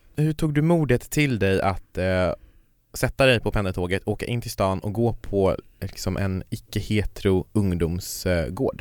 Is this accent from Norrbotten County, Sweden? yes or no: yes; Kiruna, Norrbotten County, Sweden; jag kommer ju från Kiruna och i Kiruna så fanns det ju inga sådana